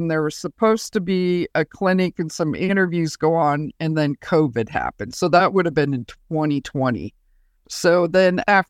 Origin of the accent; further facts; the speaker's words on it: Montana, United States; I grew up in Montana, so it's a perfect state to learn to fly fish.